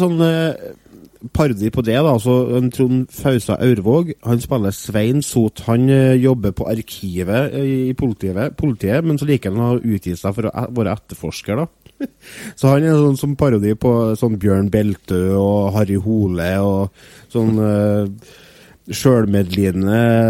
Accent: Norway; for meg som nordmann

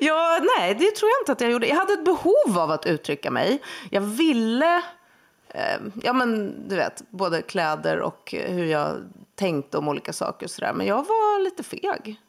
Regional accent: Huddinge, Stockholm County, Sweden; Söder om Stockholm, i Huddinge

